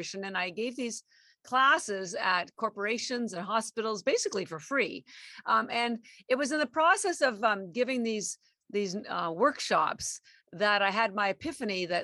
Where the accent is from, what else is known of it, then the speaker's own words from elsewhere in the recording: Canada; moved away as an adult; now in Boston, United States; I live in Boston and I've been here almost 33 years, but I am actually Canadian